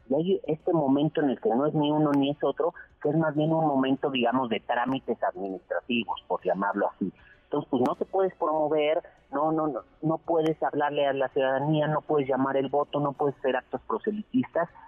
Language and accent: Spanish; Mexico; como buenos mexicanos siempre dejamos todo hasta el final